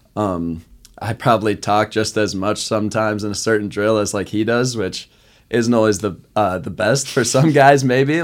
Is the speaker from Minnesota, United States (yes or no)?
yes; Eagan, Minnesota, United States; now in Sioux Falls, United States; I'm from Eagan, Minnesota, right outside Saint Paul.